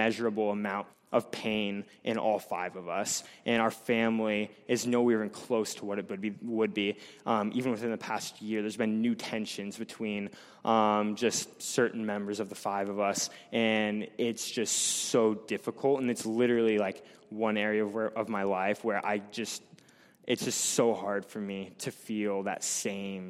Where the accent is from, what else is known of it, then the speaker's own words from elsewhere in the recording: Blair, United States; I'm from Blair.